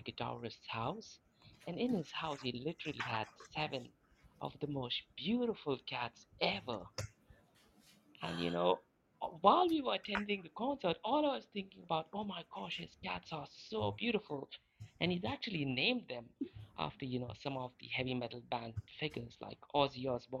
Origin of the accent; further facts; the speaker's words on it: India; also born or lived in Manchester, England; now in Dubai, United Arab Emirates; I'm originally from India, but I moved to Manchester, England, and now I've been living in Dubai for the past almost over a decade now.